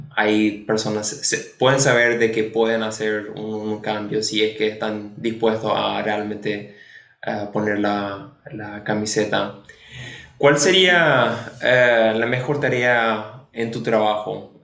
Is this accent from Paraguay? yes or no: yes; Paraguay; nosotros como paraguayos